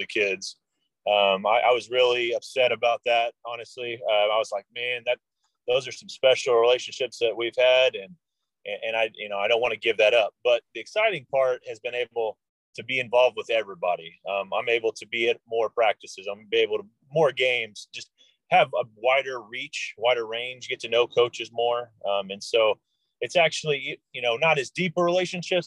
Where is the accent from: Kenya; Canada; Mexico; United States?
United States; Tulsa, Oklahoma; originally from Oklahoma, was born in Tulsa